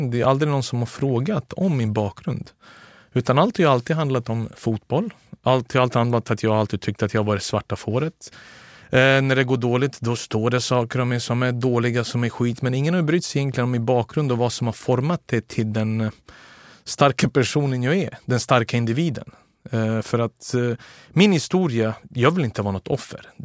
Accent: Belgrade, City of Belgrade, Serbia; born there; Jag är född den 6 februari 1982

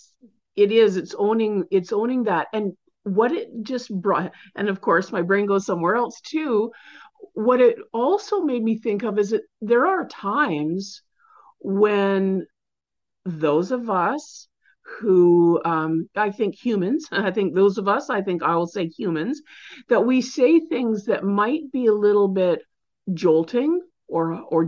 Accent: Canada; I'm Canadian

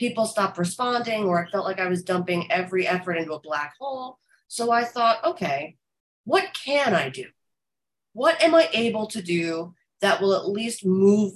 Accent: New Jersey, United States; also born or lived in Los Angeles / Florida; now in New York, United States; I'm from North Jersey, but I lived in Los Angeles and I lived in Florida

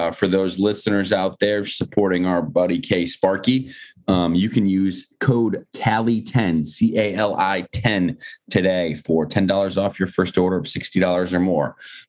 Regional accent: Bristol, Connecticut, United States; I grew up in a town called Bristol, Connecticut.

